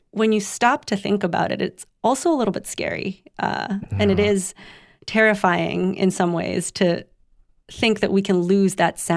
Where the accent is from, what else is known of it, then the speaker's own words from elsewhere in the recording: Philippines; now in United States; grow up here. I grew up in the Philippines, and you know, I've been speaking both English and Tagalog for